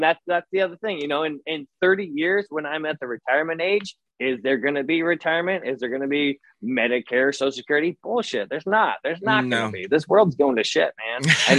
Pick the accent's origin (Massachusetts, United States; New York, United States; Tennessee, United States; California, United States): Massachusetts, United States; I'm from Massachusetts, Newark, and so that's where I'm gonna like travel back